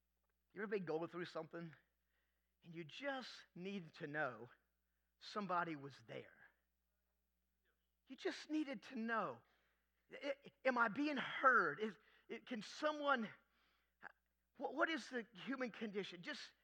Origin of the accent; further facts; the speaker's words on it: Florida, United States; I'm from Florida. I'm living in South Florida going to school